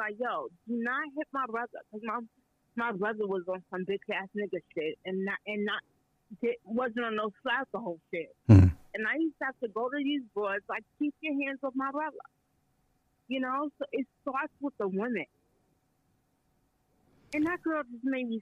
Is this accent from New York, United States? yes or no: yes; New York, United States; now in Canada; I'm from New York